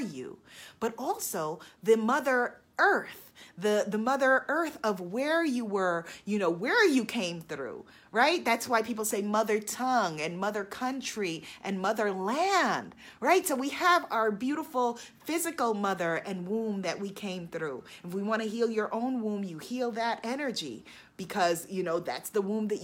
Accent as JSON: {"language": "English", "town": "New York City", "region": "New York", "country": "United States", "tie": "born or raised there", "said": "I am a Queens girl"}